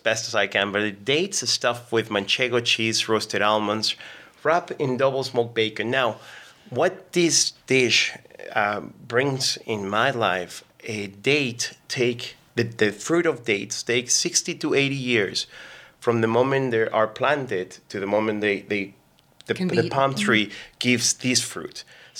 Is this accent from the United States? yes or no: no; Mexico; now in Canada; So I'm an immigrant. I came from Mexico about 17, 18 years ago.